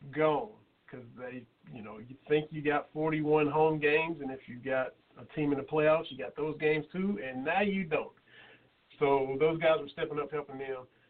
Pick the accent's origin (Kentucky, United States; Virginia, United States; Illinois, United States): Kentucky, United States; now in Morristown, United States; we're from Kentucky